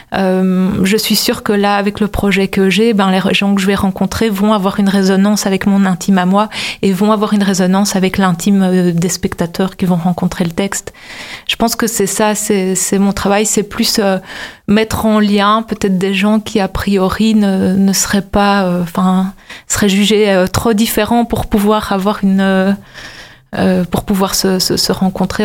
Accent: Brussels, Brussels-Capital Region, Belgium; je viens de Bruxelles, vraiment, je suis vraiment, j'habite vraiment dans le centre-ville

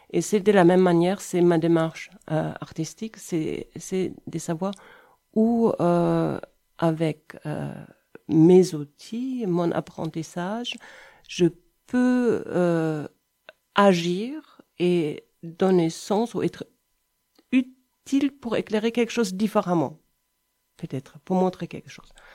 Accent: between Cologne and Düsseldorf, North Rhine-Westphalia, Germany; French is a second language; moved away as an adult; also born or lived in Brussels, Belgium; now in Montpellier, France; Je viens d'Allemagne, entre Cologne et Düsseldorf

